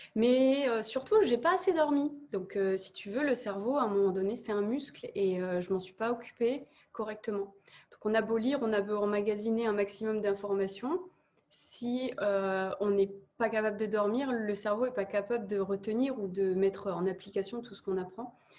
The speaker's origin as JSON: {"language": "French", "area": "Nord-Pas-de-Calais", "region": "Hauts-de-France", "country": "France", "said": "j'ai fait les petites élections à côté de chez moi, et puis je suis arrivée à l'élection de Miss Nord-Pas-de-Calais"}